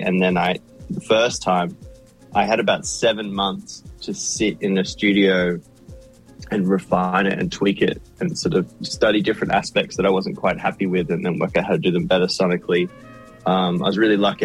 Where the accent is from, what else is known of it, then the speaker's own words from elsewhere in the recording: Sydney, New South Wales, Australia; my hometown in Sydney where I grew up